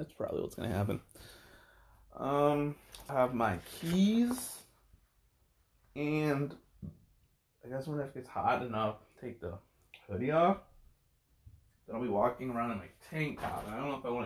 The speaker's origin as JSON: {"language": "English", "country": "United States", "said": "I'm American."}